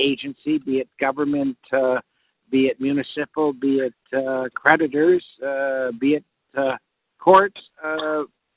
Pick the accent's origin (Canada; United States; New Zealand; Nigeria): Canada; I am a Canadian. I'm a Canadian tax expert. I have a practice in the Toronto GTA area